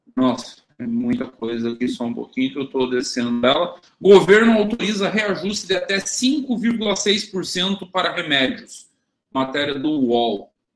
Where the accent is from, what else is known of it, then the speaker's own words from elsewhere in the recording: Caçador, Santa Catarina, Brazil; tinha uma universidade na minha cidade natal